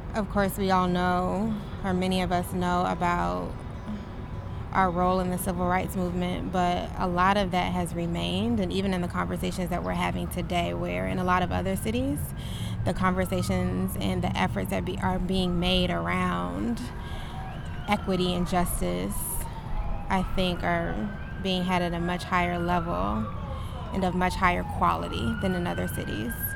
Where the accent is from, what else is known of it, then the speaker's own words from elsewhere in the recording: College Park, Georgia, United States; I am from College Park, Georgia.